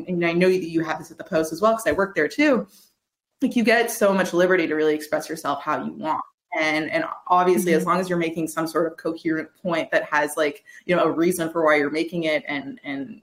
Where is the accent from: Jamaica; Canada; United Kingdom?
Canada; Quebec; I'm from Quebec